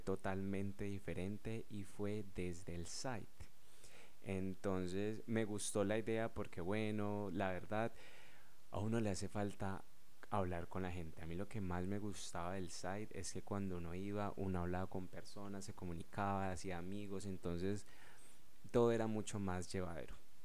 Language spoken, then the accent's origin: Spanish; Colombia; yo soy de Colombia